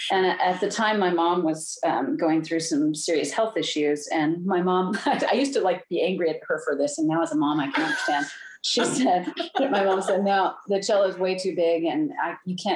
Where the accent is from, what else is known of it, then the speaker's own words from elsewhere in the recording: Ohio, United States; also born or lived in California / Germany; Home state. I'm from Ohio. I was born.